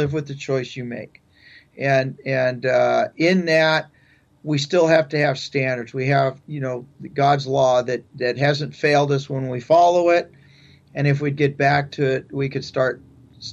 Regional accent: San Pedro, California, United States; moved away as an adult; also born or lived in Stockton area, California; I grew up in Southern California, in San Pedro area and down that way

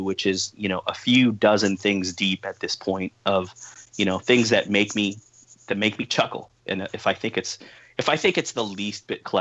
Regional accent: East Bay, California, United States; at the youth center here in my hometown

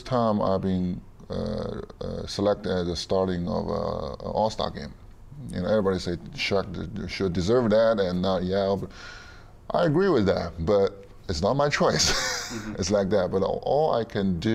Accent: China; moved away as an adult; I grew up in this system.

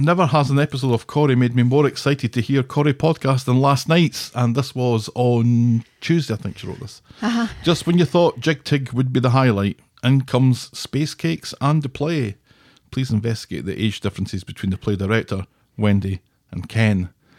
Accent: Davyhulme, North West England, United Kingdom; Incidentally, I grew up in Davyhulme and my dad played local football for Trafford, Macclesfield, Winton Albion, Flixton, and Irlam

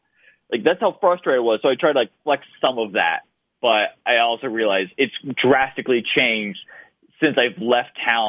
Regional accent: Melbourne, Florida, United States; moved away as an adult; now in Jacksonville, United States; I'm in Jacksonville." And she said, "Oh, I'm from Melbourne." And I'm like, "Well, holy crap, I lived there for 20 years. Granted, like, I haven't lived there in a long time

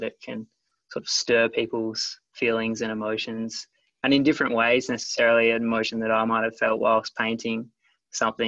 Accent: Yallingup, Western Australia, Australia; I grew up in Yarling up in the Southwest Australia.

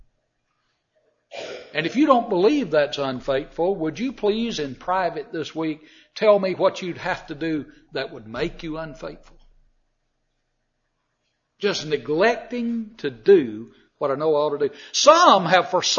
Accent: Georgia, United States; a middle Georgia town that was a whole lot bigger than where I lived

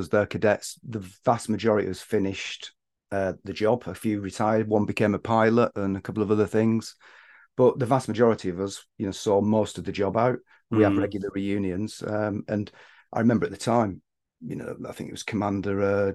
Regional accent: Bolton, North West England, United Kingdom; moved away as an adult; now in London, United Kingdom; growing up in the Northwest in Bolton

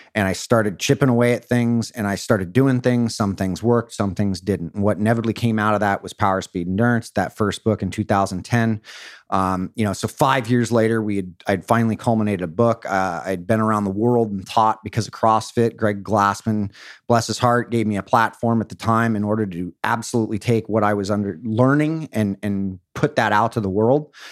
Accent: Newport Beach, California, United States; I grew up in Or-, in Orange County in Newport Beach

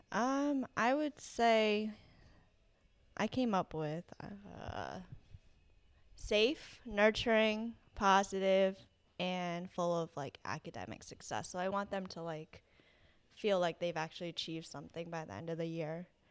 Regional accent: East Greenwich, Rhode Island, United States; also born or lived in South Korea; I grew up in East Greenwich, um, but I, I'm originally from South Korea.

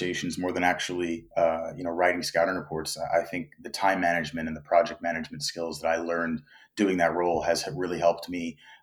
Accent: New York, United States; moved away as an adult; now in South Korea; I was born and raised in New York

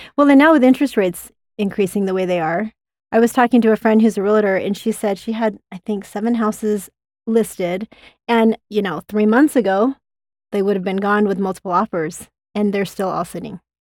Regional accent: Utah, United States; I grew up in Utah County

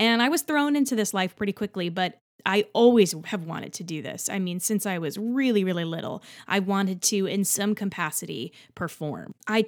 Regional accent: New Jersey, United States; now in New York City, United States; I'm from Central New Jersey, and I have been performing professionally, actually, for quite some time.

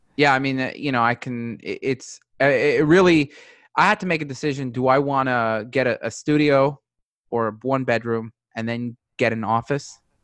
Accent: New York City, New York, United States; moved away as an adult; now in Newport Beach, United States; I grew up in New York City

